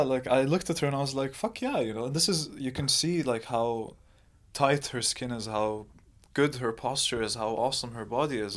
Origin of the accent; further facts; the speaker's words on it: Jordan; also born or lived in Saudi Arabia; I was born in Saudi Arabia, but raised in Jordan